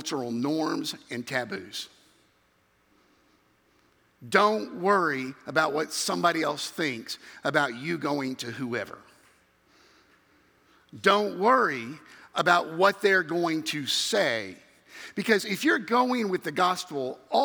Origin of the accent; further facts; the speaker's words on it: Memphis, Tennessee, United States; moved away; growing up in Memphis, Tennessee